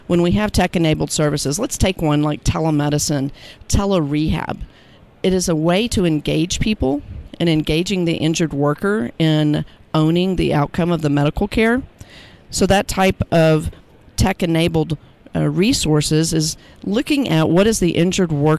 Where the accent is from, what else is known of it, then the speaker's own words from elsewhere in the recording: Austin, Texas, United States; my hometown of Austin, Texas